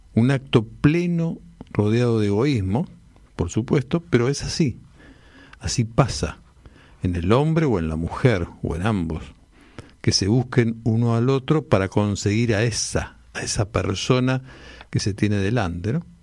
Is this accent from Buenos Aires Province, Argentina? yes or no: yes; Longchamps, Buenos Aires Province, Argentina; yo vivía en mi adolescencia en Longchamps, cuando hice la escuela secundaria